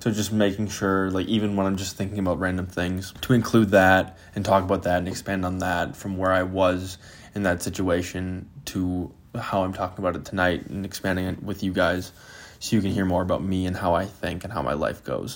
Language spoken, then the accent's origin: English; Green Bay, Wisconsin, United States; I'm from Green Bay, Wisconsin